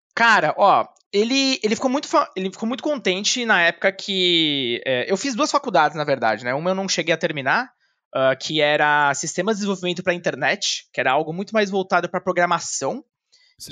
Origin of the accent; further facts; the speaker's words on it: São Paulo, Brazil; also born or lived in Pouso Alto, Minas Gerais / Guarulhos; eu cresci aqui em São Paulo, boa parte da minha vida. Também já morei em Minas, mas realmente a maior parte da minha vida passei entre Guarulhos e São Paulo